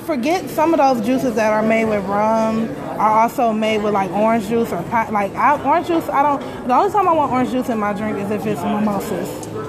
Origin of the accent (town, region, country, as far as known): Detroit, Michigan, United States